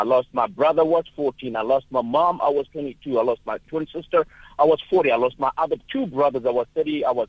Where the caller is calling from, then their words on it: Durban, KwaZulu-Natal, South Africa; I am calling from Durban indeed.